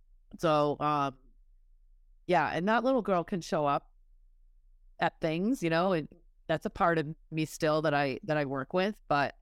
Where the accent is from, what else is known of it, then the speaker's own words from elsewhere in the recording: Massachusetts, United States; I grew up in Massachusetts.